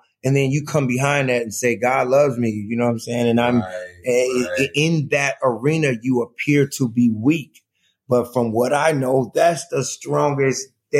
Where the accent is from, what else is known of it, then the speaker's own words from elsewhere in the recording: Chicago, Illinois, United States; He didn't know I was from Chicago.